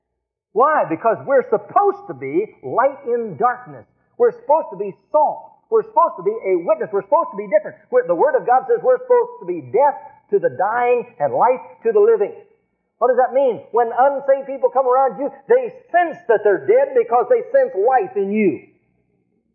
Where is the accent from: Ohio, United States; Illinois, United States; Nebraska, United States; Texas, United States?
Nebraska, United States; I'm from Nebraska, we raise a lot of cattle